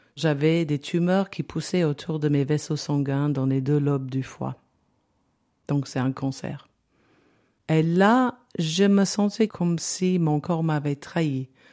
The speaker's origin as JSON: {"language": "French", "region": "London", "country": "United Kingdom", "tie": "born or raised there", "second_language": "French", "moved": "as an adult", "lives_now": "Valais, Switzerland", "said": "j'ai 61 ans et je suis née en Angleterre, à Londres. Euh, j'habitais au centre de Londres, dans une grande maison"}